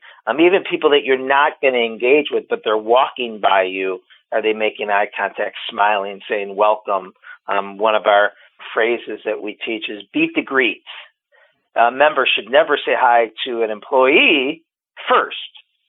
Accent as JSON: {"language": "English", "town": "Cleveland", "region": "Ohio", "country": "United States", "tie": "born or raised there", "said": "Born and raised in Cleveland, Ohio"}